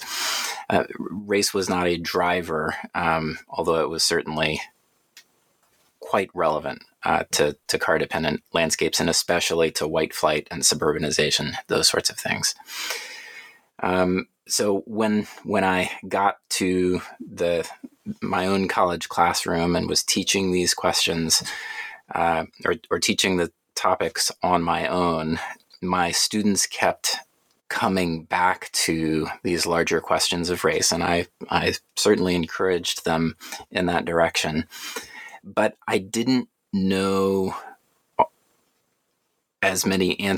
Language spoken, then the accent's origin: English; Atlanta, Georgia, United States; born or raised there